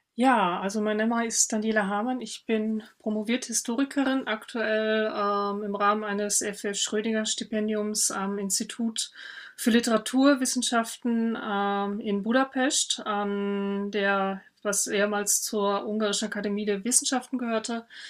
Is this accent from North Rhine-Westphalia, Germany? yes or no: yes; North Rhine-Westphalia, Germany; moved away as an adult; also born or lived in Vienna, Austria; an meinem äh, Dialekt hören, dass ich keine Österreicherin bin, auch keine Wienerin, sondern ich komme aus Nordrhein-Westfalen